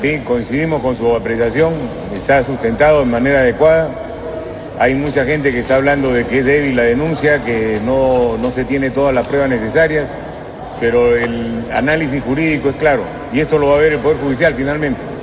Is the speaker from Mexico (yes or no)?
no; Peru; Somos peruanos independientes y soberanos